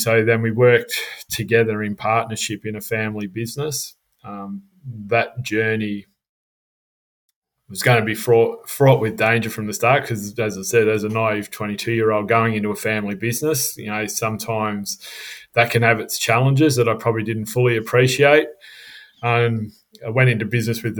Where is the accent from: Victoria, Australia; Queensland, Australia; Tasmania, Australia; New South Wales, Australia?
Victoria, Australia; Melbourne; for the first 15 years of my life, I grew up in Melbourne